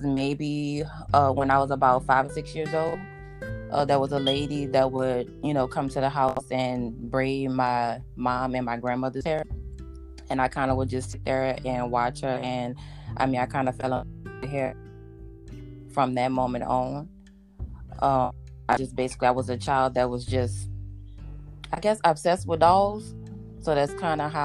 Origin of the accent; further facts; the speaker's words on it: New Orleans, Louisiana, United States; moved away; I am originally from New Orleans, Louisiana